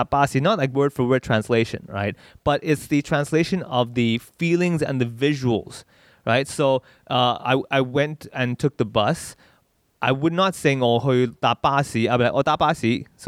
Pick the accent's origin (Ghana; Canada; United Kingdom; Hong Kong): Hong Kong; I grew up here in Hong Kong and I speak...